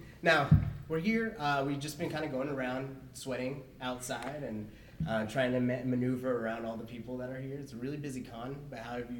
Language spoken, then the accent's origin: English; San Jose, California, United States; San Jose is actually my hometown